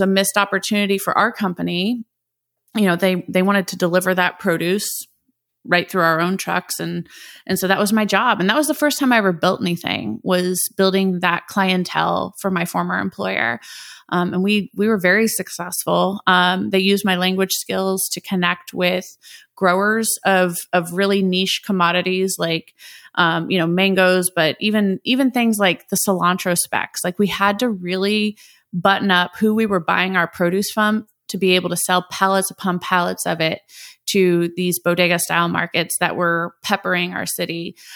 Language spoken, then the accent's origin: English; Indianapolis, Indiana, United States; first language English; based here in my hometown of Indianapolis, Indiana